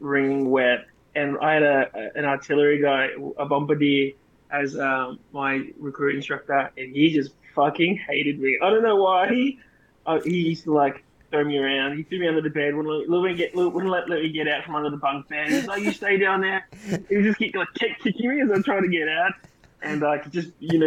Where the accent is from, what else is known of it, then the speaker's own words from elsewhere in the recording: Australia; first language English; I'm Australian